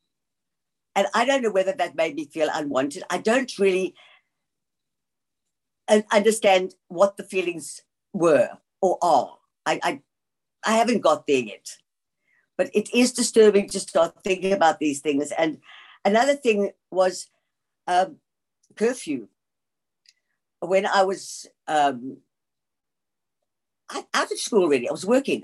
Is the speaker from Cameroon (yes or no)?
no; South Africa; also born or lived in England / George, South Africa; we came to South Africa from England when I was 7 years old